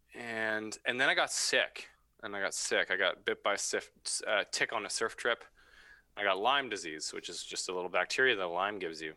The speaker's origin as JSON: {"language": "English", "town": "Vancouver", "region": "British Columbia", "country": "Canada", "tie": "born or raised there", "lives_now": "Squamish, Canada", "said": "Yeah, I'm from Vancouver. Grew up in Vancouver."}